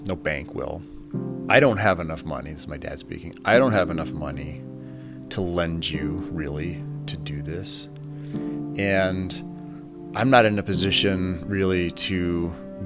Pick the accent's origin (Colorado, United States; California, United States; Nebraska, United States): Colorado, United States; Fort Morgan; now in Stanford, United States; I was raised in Fort Morgan, Colorado, on a very large family farm